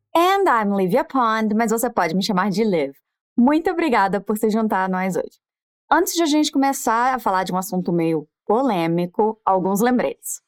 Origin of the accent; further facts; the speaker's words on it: Brazil; eu era brasileira